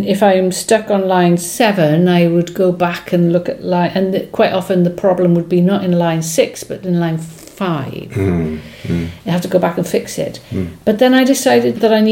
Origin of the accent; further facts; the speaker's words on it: Wales, United Kingdom; first language Welsh; English is a second language; Welsh is my first language, followed closely by English.